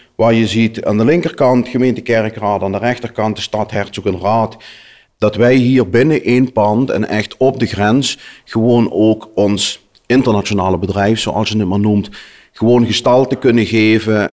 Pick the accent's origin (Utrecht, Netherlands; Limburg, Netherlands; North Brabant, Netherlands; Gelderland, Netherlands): Limburg, Netherlands; als ik in Limburg ben, dan ben ik gewoon de Limburger